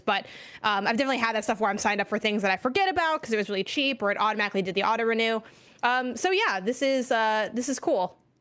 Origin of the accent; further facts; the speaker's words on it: Chicago, Illinois, United States; moved away; also born or lived in California; I'm from Chicago, Illinois specifically